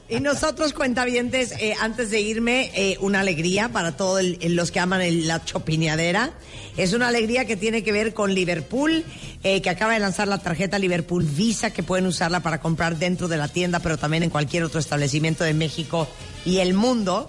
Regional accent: Nicaragua; moved away; yo nací en Nicaragua

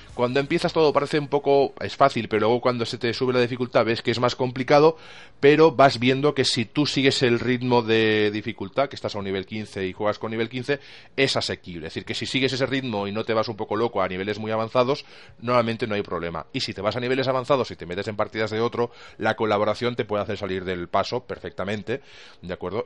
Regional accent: Albacete, Castilla-La Mancha, Spain; los que somos del Albacete

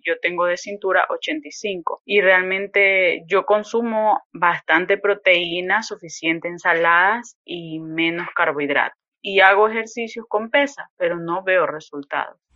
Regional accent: Ecuador; soy de Ecuador

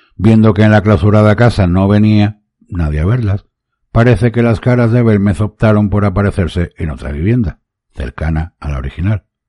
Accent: Málaga, Andalusia, Spain; en mi ciudad Málaga, en mi país España

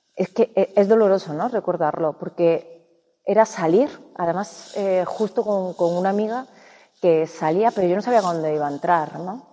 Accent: Córdoba, Andalusia, Spain; yo soy de Córdoba y en Andalucía

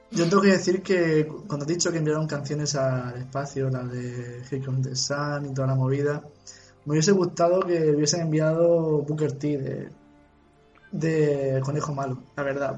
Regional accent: Cartagena, Region of Murcia, Spain; soy de Cartagena, yo hablo así a veces

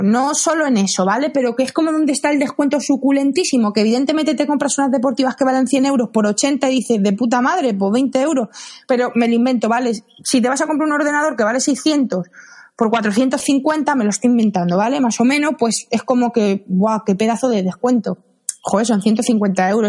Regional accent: Madrid, Community of Madrid, Spain; soy de Madrid

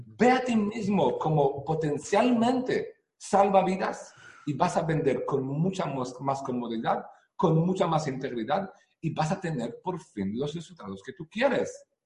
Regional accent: Israel; Spanish is a second language; moved away as an adult; now in Spain; vivo aquí en España ya 10 años, pero nací en Israel eh, hace 45 años. Eh, yo crecí en una familia religiosa

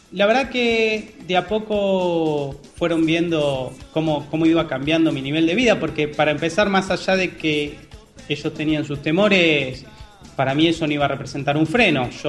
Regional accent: Argentina; Soy de Argentina, tengo 30 años, soy regular de algunos torneos en vivo y de las mesas de cash de PokerStars.

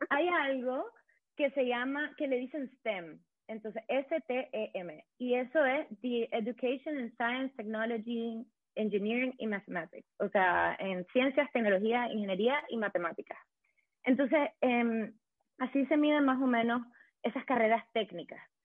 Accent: Managua, Nicaragua; moved away as an adult; now in Berlin, Germany; soy una mujer nicaragüense, tengo 29 años, soy de Managua, em, llevo 8 años viviendo

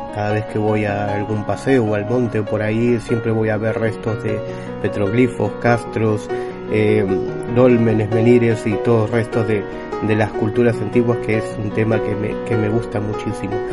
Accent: Buenos Aires, Argentina; moved away; also born or lived in Galicia; Yo por aquel entonces vivía en Buenos Aires, yo nací en Buenos Aires

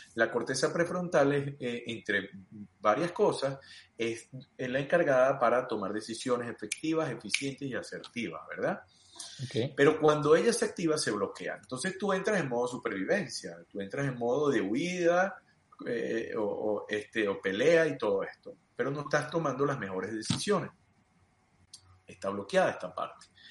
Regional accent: Mérida, Venezuela; also born or lived in Los Teques, Venezuela; mi mamá y mi papá deciden irse a Mérida, mi mamá iba a estudiar en la ULA, y nos vamos a Mérida

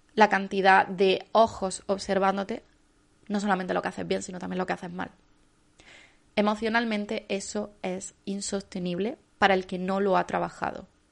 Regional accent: Andalusia, Spain; como andaluza no puedo decir bien

